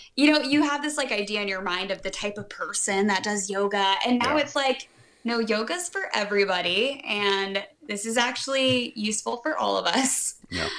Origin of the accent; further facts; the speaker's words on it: Atlanta, Georgia, United States; I grew up in Atlanta